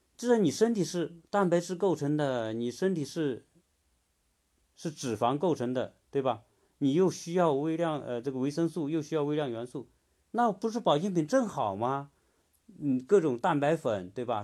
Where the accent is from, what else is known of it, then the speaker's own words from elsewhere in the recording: China; 我们中国人